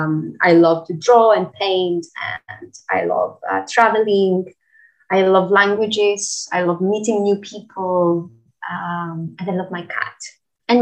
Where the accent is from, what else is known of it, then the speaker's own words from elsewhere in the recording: Crete, Greece; moved away; I come originally from Greece, from the island of Creta. So I am an islander from the south of Europe.